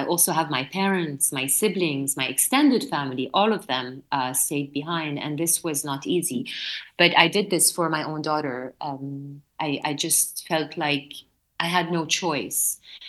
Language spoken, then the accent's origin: English; North Lebanon, Lebanon; moved away as an adult; also born or lived in Beirut; my hometown in the north of Lebanon.